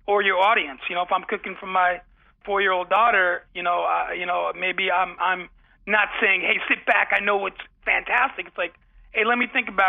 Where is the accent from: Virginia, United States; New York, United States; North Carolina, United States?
New York, United States; Ossining; also born or lived in Bronx, New York; where I grew up I was born in the Bronx, and then we moved to the small town, Ossining, New York, just up the beautiful Hudson River.